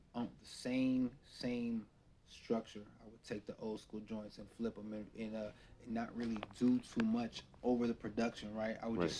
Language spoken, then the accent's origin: English; West Coast, United States; I grew up on the West Coast. I'm a beat first